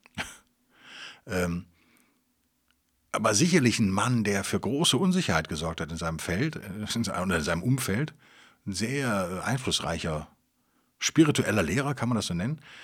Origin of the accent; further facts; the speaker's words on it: Cologne, North Rhine-Westphalia, Germany; Als Kölner